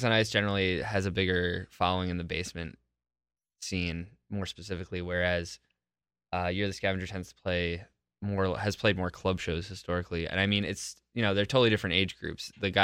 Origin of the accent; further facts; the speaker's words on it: New Jersey, United States; moved away as an adult; now in Milwaukee, United States; I am originally from New Jersey, for some people who know my backstory, and I moved here about 2 years ago